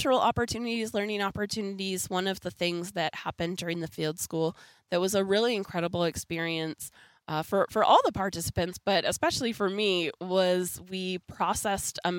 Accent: Canada; born or raised there

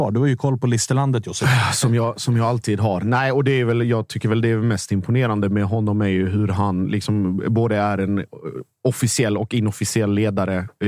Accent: Mjällby, Blekinge, Sweden; jag har ju alltid en soft spot i Mjällby. Det är mina hemtrakter.

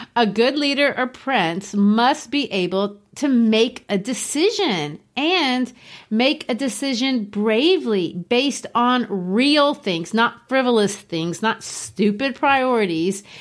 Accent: Brazil; moved away as an adult; also born or lived in Arkansas, United States; now in United States; I grew up in Brazil

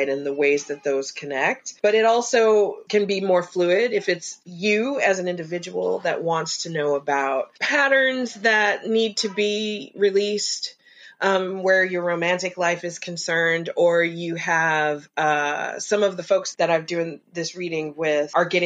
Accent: Kansas, United States; I'm from Kansas.

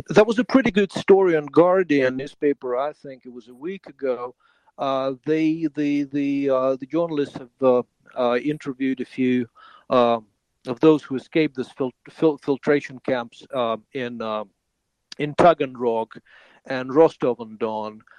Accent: Ukraine; moved away as an adult; for six years, I was a refugee from Ukraine

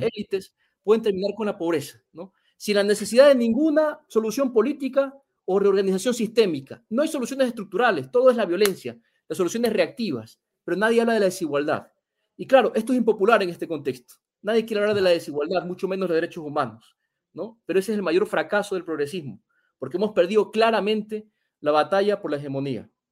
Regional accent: Ecuador; En mi país

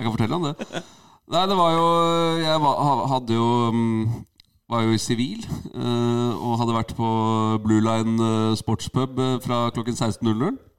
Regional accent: Asker, Akershus, Norway; Jeg er fra Asker

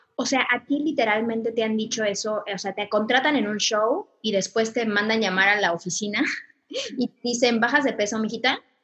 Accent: Mexico; soy mexicana

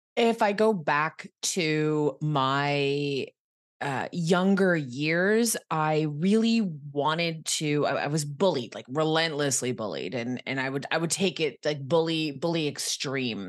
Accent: Quebec, Canada; moved away as an adult; also born or lived in Ottawa, Ontario; now in Toronto, Canada; this lovely little town called Elmore, Quebec is where I'm from.

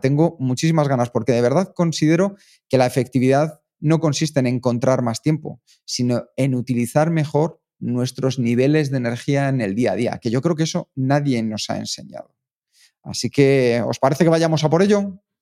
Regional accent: Spain; nosotros somos españoles, somos los más naturales del mundo

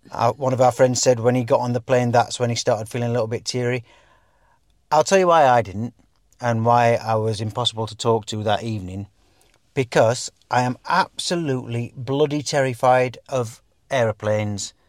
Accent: England, United Kingdom; also born or lived in Dubai; we are English.

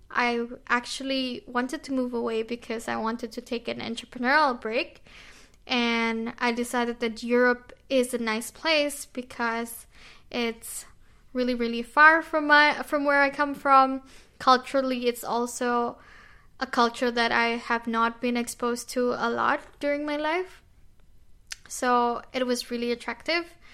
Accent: Indonesia; moved away as an adult; now in Austria; I'm 23 years old and I come from Indonesia. I was an entrepreneur back in Indonesia and I actually came to Austria for my master's. And now I'm actually working in Austria.

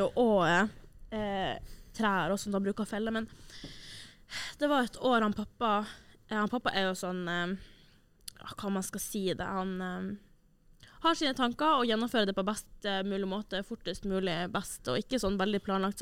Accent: Tromsø, Troms, Norway; Tromsø, der jeg er fra

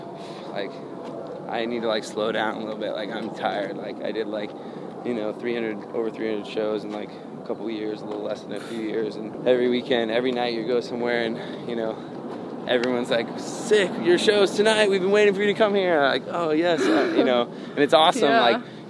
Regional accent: the South, United States; I mean, growing up in the South, I couldn't quote a whole Bible verse

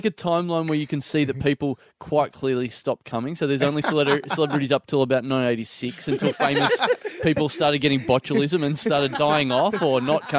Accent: Maryborough, Australia; moved away; in my hometown of Maryborough, there's like a Chinese restaurant

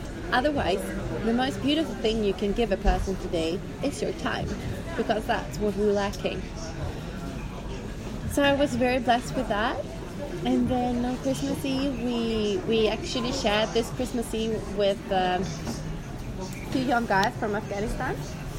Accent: Småland, Sweden; accent: Smålandska; now in Dalarna, Sweden; I realized that I am very confused with my accent. Living up in Dalarna, I have been starting to speak a different accent, so I sound more like Dalkulla. And then some words are still Smålandska with the accent down south.

